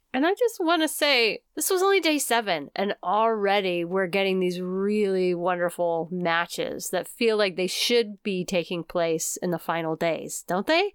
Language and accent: English; United States; we are American through and through.